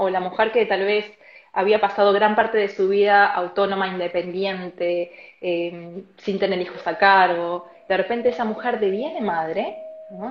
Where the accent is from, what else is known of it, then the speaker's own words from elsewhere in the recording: Argentina; moved away as an adult; now in Barcelona, Spain; soy de argentina, vivo hace unos siete meses aquí en Barcelona, España.